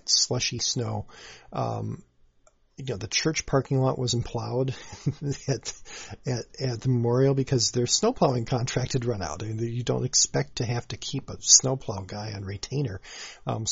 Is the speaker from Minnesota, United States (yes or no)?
yes; Saint Paul, Minnesota, United States; I grew up in the Midway District of the Minneapolis-St. Paul metro area